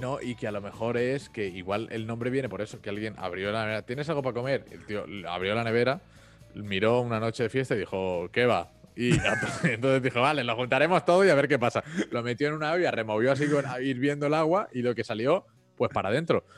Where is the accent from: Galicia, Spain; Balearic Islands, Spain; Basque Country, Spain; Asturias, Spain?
Balearic Islands, Spain; Mallorca; also born or lived in Rome; yo soy de Mallorca, yo sé lo que es Magaluf